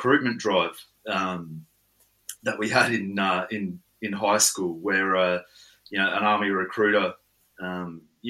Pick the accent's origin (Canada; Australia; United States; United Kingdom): Australia; Coober Pedy, South Australia; also born or lived in Lightning Ridge, New South Wales; I grew up in Coober Pedy